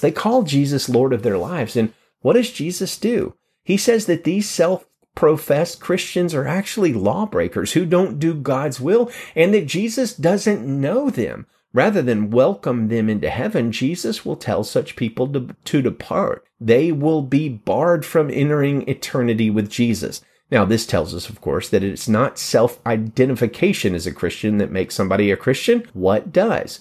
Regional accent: Alabama, United States; In my home state of Alabama

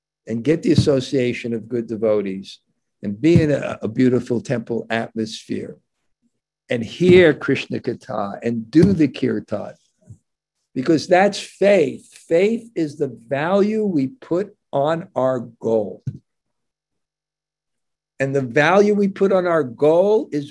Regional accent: New York, United States; I grew up in New York

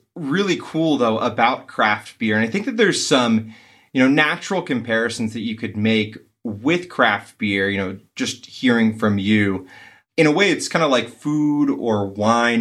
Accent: East Coast, United States; also born or lived in New England; Growing up on the East Coast and spending time in, uh, New England

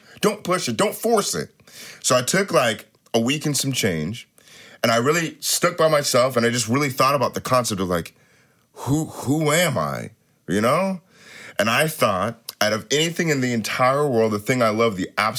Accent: University Place, Washington, United States; also born or lived in Tacoma; I grew up in University Place, Washington.

